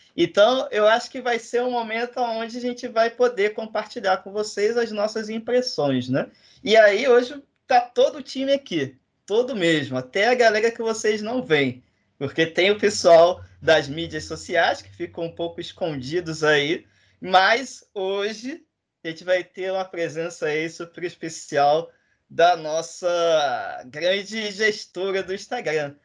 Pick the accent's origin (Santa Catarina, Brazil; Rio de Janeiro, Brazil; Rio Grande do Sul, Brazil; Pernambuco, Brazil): Rio de Janeiro, Brazil; Duque de Caxias; eu sou de Caxias